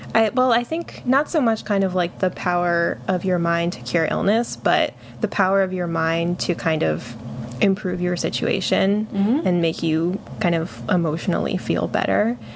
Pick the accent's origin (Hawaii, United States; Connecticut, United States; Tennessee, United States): Connecticut, United States; Hebron; I'm from a small town in Connecticut called Hebron